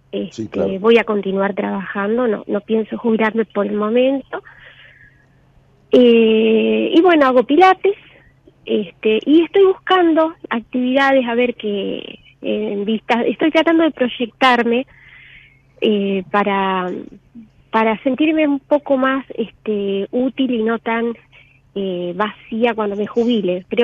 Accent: Santa Fe, Argentina; de Santa Fe Capital.

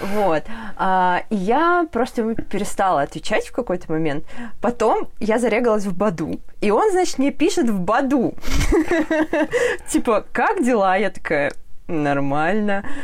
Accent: Orenburg, Orenburg Oblast, Russia; now in Ufa, Russia; я из Оренбурга сама

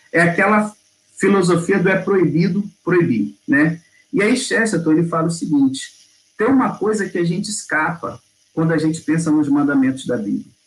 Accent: Rio de Janeiro, Brazil; moved away as an adult; now in Belo Horizonte, Brazil; eu sou do Rio de Janeiro, fui pastor lá 13 anos, e tem dois que eu estou aqui em Belo Horizonte

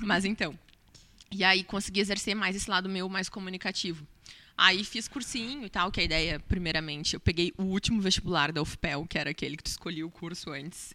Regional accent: Pelotas, Rio Grande do Sul, Brazil; eu sou nascida e criada em Pelotas, sou cria daqui

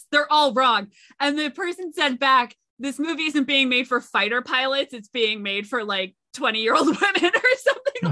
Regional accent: Connecticut, United States; I'm from Connecticut, so I am aware that the Coast Guard exists

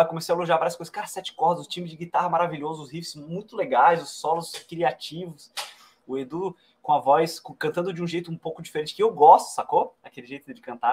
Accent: Florianópolis, Santa Catarina, Brazil; now in Brasília, Brazil; Que é a cidade onde nasci

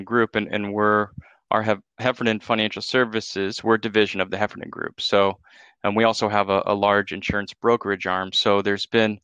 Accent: Dana Point, California, United States; also born or lived in Santa Barbara, California; I grew up in Southern Orange County in Dana Point, California

